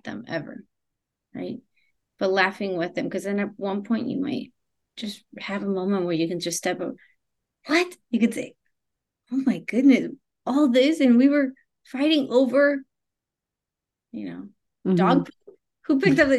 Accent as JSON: {"language": "English", "country": "Argentina", "said": "I'm also from Argentina"}